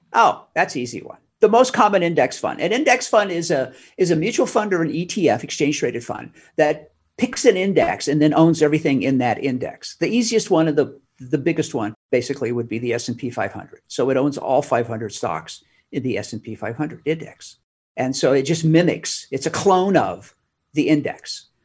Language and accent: English; the Northwest, Pacific Northwest, United States; now in Arizona, United States; I'm from the Northwest